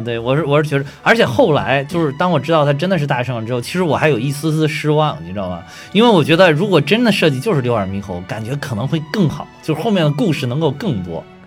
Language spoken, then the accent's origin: Chinese; China; 我们中国人好在哪儿呢？就是老祖宗把这些好多东西都给你留下来了